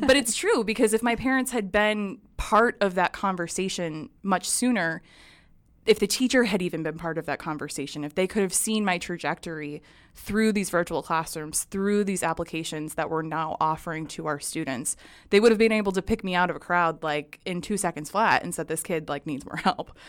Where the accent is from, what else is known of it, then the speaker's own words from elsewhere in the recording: New Hampshire, United States; I grew up in New Hampshire.